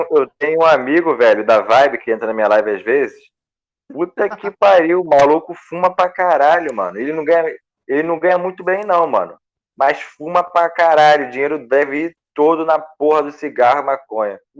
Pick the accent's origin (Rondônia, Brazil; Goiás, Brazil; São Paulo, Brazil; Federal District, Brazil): Goiás, Brazil; Goiânia; Sou de Goiânia.